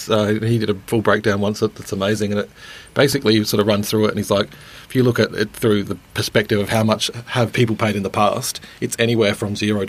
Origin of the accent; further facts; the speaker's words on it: Geelong, Victoria, Australia; So I'm not actually from Melbourne. I'm from Geelong, if people don't know where that is. It's outside of Melbourne